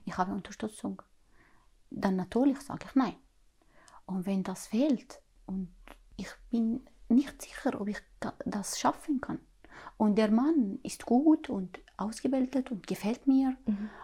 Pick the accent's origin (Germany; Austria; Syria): Syria; German is a second language; moved away as an adult; now in Glattbrugg, Switzerland; ich komme aus Syrien